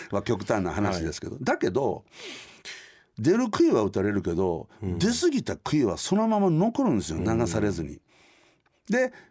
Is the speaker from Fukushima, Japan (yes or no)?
no; Sakai, Osaka, Japan; born there; also born or lived in Kanazawa / Nagoya / Konan; うんはい、僕大阪の堺で生まれました、はい、3歳の時には石川県の金沢今大変